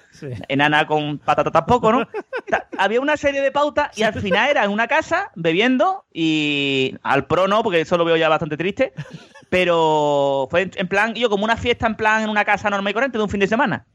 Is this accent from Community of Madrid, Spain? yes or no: no; Seville, Andalusia, Spain; que somos de Sevilla